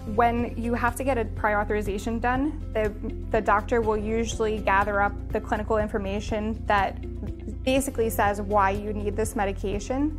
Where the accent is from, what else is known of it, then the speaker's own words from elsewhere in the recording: New York City, New York, United States; I'm from Staten Island